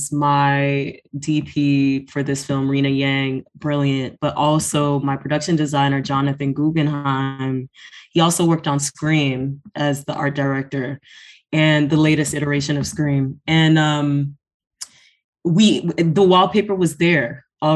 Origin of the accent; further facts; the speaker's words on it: Atlanta, Georgia, United States; born and raised in Atlanta, Georgia